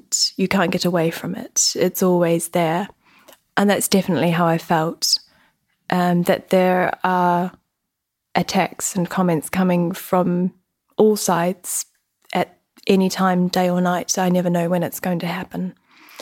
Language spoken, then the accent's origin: English; New Zealand; moved away as an adult; now in Oxford, United Kingdom; I'm a New Zealander, and I've been living and working in Oxford for the past 5 years.